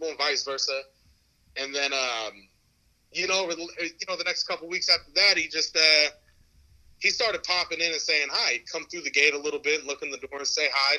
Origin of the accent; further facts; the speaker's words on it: Santa Rosa, California, United States; I'm 37 from Santa Rosa, California. I'm in the North Bay, California, north of San Francisco. Been here my whole life